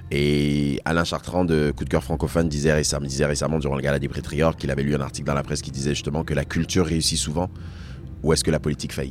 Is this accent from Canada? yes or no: no; Côte d’Ivoire; born there; Je suis né en Côte d'Ivoire. Mes parents sont de Togo. J'ai vécu sur trois continents.